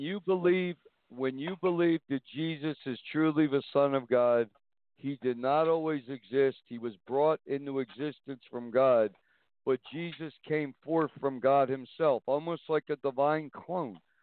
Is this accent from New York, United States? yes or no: yes; Niagara Falls, New York, United States; moved away as an adult; now in Montana, United States; I'm from Niagara Falls, New York, and I went out to Montana nine years ago.